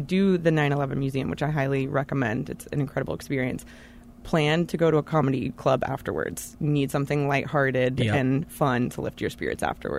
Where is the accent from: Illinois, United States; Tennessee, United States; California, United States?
Tennessee, United States; Knoxville; also born or lived in Charlotte, North Carolina; now in New York City, United States; I moved here from Charlotte, North Carolina, but I'm born and raised in Knoxville, Tennessee.